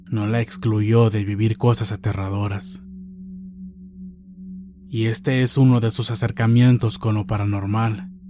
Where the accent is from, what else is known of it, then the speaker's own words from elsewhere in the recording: Puebla, Mexico; Para ponerlos en contexto, yo soy del estado de Puebla. Vivo en un pueblo no muy conocido de la Mixteca poblana.